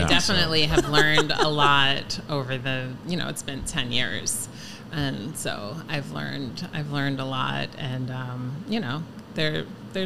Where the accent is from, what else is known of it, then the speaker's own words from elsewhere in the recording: Miller Place, New York, United States; I grew up in Miller Place